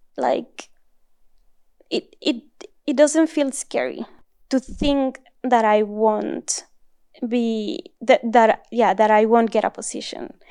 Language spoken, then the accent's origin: English; northern Mexico, Mexico; English is a second language; moved away as an adult; also born or lived in Germany; now in Southern California, United States; grew up in Mexico and also in the north of Mexico